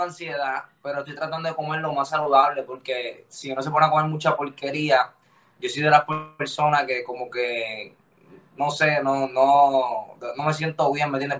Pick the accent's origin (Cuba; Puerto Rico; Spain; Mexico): Puerto Rico; Lares; Toda mi vida la viví en, mi pueblo, se llama Lares